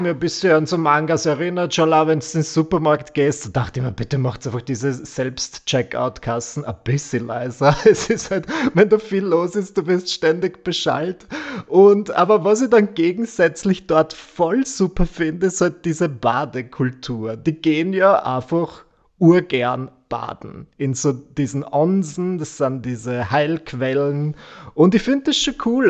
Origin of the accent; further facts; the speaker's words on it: Vienna, Austria; bei uns in Wien.